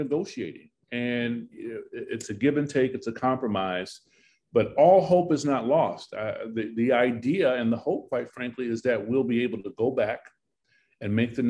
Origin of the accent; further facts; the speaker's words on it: Hoosier, Indiana, United States; I'm a Hoosier. I'm a proud Hoosier. I wave the Hoosier flag.